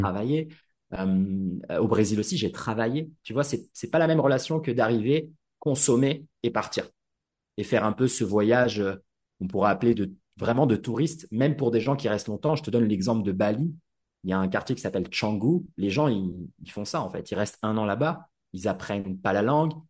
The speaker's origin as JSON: {"language": "French", "town": "Paris", "region": "Île-de-France", "country": "France", "tie": "born or raised there", "also_born_or_lived": "Tokyo, Japan", "moved": "as an adult", "said": "j'ai grandi à Paris"}